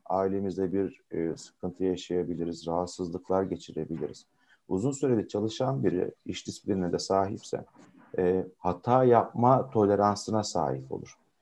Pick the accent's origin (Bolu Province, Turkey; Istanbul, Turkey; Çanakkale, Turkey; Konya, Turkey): Konya, Turkey; 79 Konya doğumluyum.